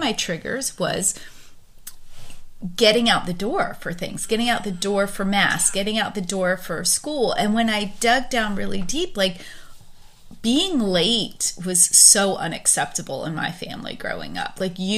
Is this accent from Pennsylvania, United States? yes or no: yes; Pennsylvania, United States; now in Texas, United States; I grew up on the East Coast, which people talk louder and yell a little bit more on the East Coast in the Philadelphia suburbs than they do where I live now in Texas.